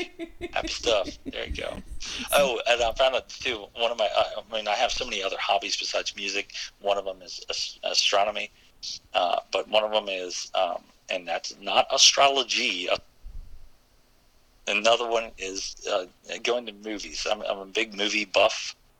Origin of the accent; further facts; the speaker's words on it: Maryland, United States; Oh, in Maryland, we got all kind of different, I guess, you know, it's called dialects, but different phrases.